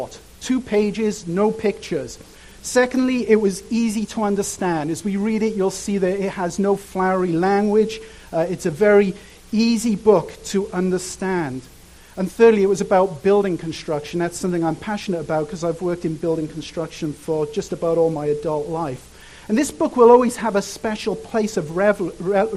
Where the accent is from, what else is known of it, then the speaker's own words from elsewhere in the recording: Cardiff, Wales, United Kingdom; moved away; I grew up in a place called Cardiff